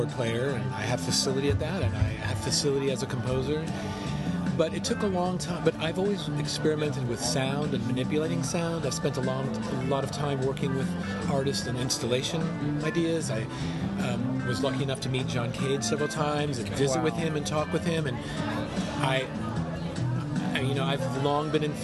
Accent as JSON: {"language": "English", "country": "United States", "tie": "born or raised there", "said": "I grew up in America with pop."}